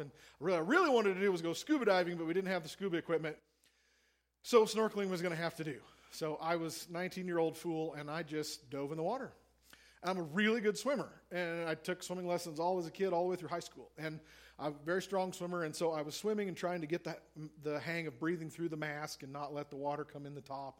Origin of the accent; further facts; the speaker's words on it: Missouri, United States; I'm a landlubber from Missouri. I am a farm kid from the middle of the continent